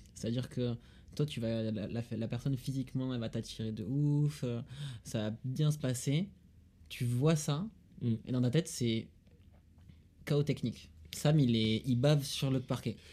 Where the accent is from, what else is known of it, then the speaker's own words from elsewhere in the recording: Toulouse, Occitania, France; accent: Toulousain; j'ai l'accent toulousain